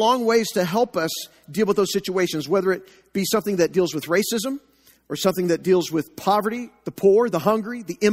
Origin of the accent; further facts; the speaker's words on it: Joplin, Missouri, United States; also born or lived in Enid, Oklahoma; We moved to Joplin when I was about 3 years old